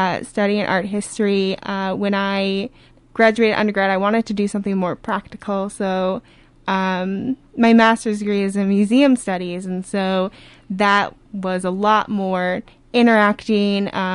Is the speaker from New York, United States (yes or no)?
no; Minneapolis, Minnesota, United States; also born or lived in New Hampshire; I grew up in Minnesota in the cities